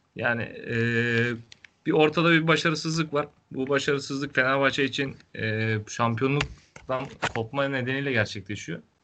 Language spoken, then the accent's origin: Turkish; Denizli, Turkey; Ben Denizli'de doğmuşum, Denizli'de büyümüşüm